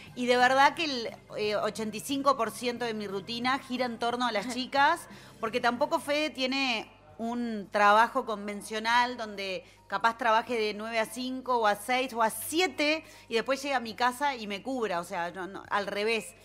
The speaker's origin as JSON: {"language": "Spanish", "area": "Punta Carretas", "region": "Montevideo", "country": "Uruguay", "tie": "born or raised there", "said": "nací en Punta Carretas y vivo ahí"}